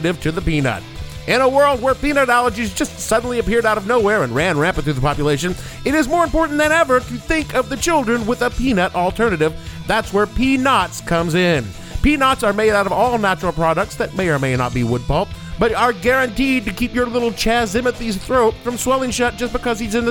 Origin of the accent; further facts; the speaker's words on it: the South, United States; Growing up in the South